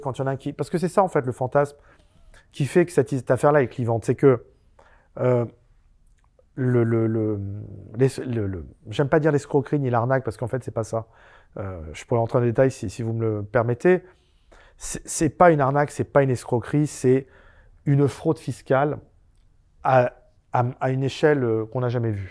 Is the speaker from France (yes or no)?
yes; Pantin, Île-de-France, France; also born or lived in Aubervilliers; moi je suis né à Aubervilliers et j'ai grandi à Pantin